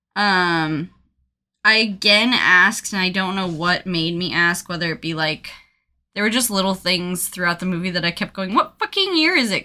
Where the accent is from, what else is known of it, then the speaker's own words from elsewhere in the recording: Colorado, United States; I'm from Colorado.